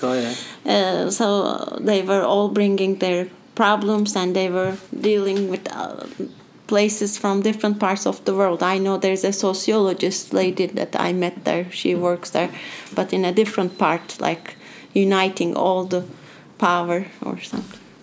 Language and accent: English; Turkey; moved away; I'm from Turkey and my passport is Turkish, which I'm so happy that I'm Turkish